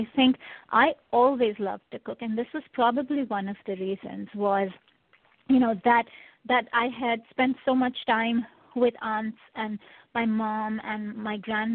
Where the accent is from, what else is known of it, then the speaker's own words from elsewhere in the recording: India; moved away; I grew up in India.